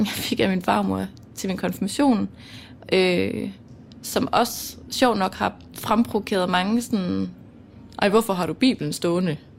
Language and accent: Danish; Mols, Djursland, Central Denmark Region, Denmark; accent: Jutlandic; jeg er opvokset på Mols på Djursland.